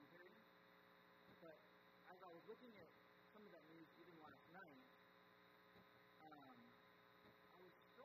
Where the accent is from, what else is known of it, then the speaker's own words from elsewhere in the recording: United States; also born or lived in Ethiopia; as an American